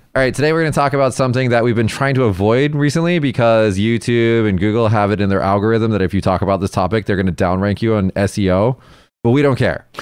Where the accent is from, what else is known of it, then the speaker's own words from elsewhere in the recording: United States; now in Japan; an American